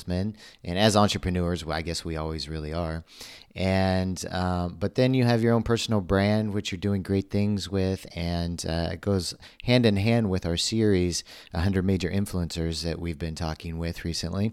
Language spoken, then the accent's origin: English; Missouri, United States; now in Rio de Janeiro, Brazil; I grew up in Missouri